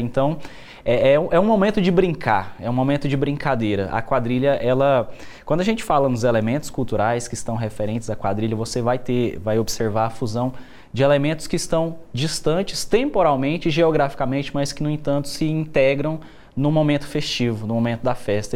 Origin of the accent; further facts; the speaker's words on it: Goiás, Brazil; nós, enquanto goianos